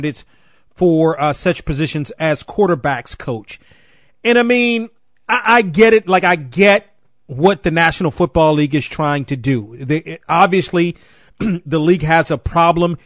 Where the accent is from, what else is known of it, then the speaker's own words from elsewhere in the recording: Washington, District of Columbia, United States; also born or lived in Baltimore, Maryland; growing up in the Washington area, go-go